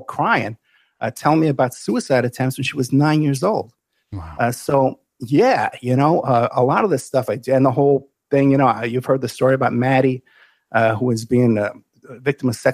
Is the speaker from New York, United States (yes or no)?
yes; New York City, New York, United States; I grew up in the Bronx, New York, which was a poor area